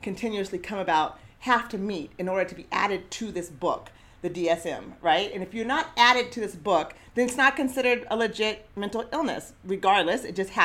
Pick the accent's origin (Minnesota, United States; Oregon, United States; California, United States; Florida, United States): Oregon, United States; Eugene; growing up in Eugene as a Black girl and now woman